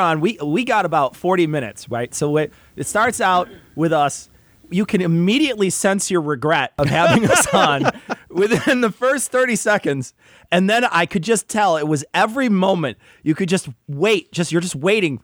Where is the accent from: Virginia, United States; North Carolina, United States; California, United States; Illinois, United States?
Illinois, United States; we're from Illinois